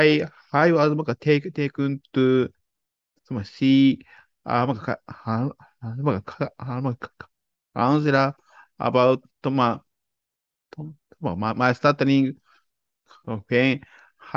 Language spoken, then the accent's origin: English; Japan; I was born and raised in Japan